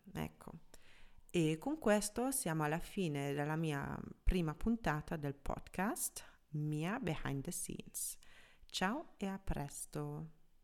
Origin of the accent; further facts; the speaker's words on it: Germany; first language German; Italian is a second language; moved away as an adult; now in Milan, Italy; sono tedesca, quindi anche madrelingua tedesco